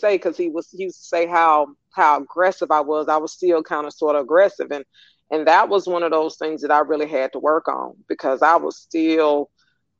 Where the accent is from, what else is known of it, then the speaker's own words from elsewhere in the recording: Atlanta, Georgia, United States; I'm from Atlanta, I'm a native